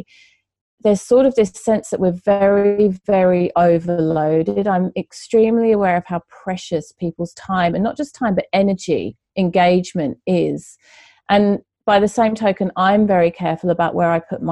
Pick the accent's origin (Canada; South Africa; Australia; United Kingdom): United Kingdom; England; moved away; I'm originally from England